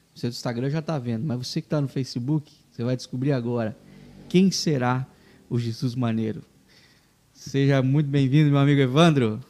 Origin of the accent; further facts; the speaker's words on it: interior of Paraná, Brazil; now in Joinville, Brazil; eu sou paranaense, né? Vim lá do, do interior do Paraná